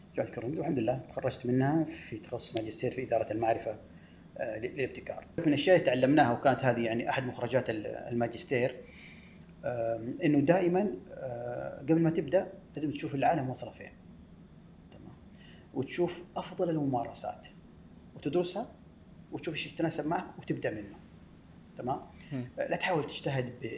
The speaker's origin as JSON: {"language": "Arabic", "town": "Medina", "region": "Medina Province", "country": "Saudi Arabia", "tie": "born or raised there", "also_born_or_lived": "Jeddah", "said": "ولدت في المدينة المنورة وترعرعت فيها بين حواريها"}